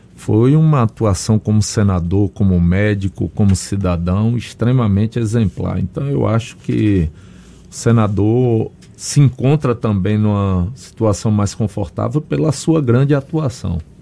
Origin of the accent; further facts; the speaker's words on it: Conceição do Coité, Bahia, Brazil; Eu fui secretário de saúde no município interior, em Conceição do Coité, minha terra natal